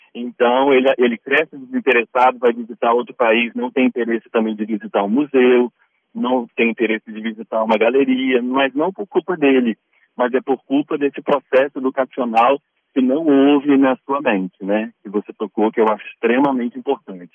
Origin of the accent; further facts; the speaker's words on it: Cachoeiro de Itapemirim, Espírito Santo, Brazil; eu nasci em Cachoeiro, moro ainda em Cachoeiro